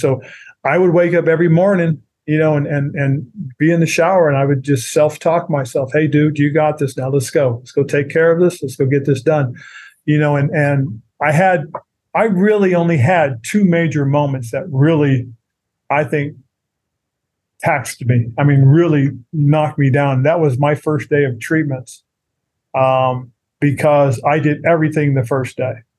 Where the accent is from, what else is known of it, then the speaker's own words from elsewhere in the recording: Monterey, California, United States; moved away as an adult; down in Monterey, California, which is my hometown area